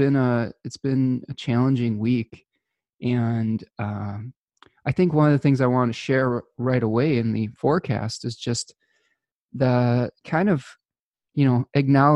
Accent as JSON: {"language": "English", "country": "United States", "said": "as an American citizen"}